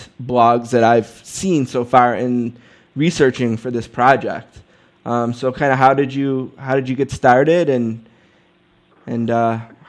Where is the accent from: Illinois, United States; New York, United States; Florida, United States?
New York, United States; Buffalo; We're from Buffalo, New York.